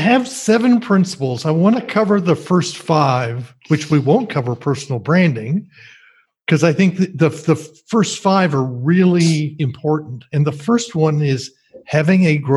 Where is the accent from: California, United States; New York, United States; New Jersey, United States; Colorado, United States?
New Jersey, United States; moved away; I grew up in New Jersey, and I've barely been back in 45 years